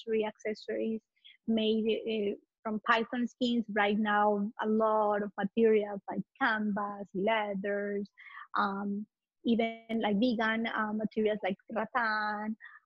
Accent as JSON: {"language": "English", "country": "Ecuador", "also_born_or_lived": "Italy", "moved": "as an adult", "lives_now": "Miami, United States", "said": "I'm Latin. I'm from Ecuador"}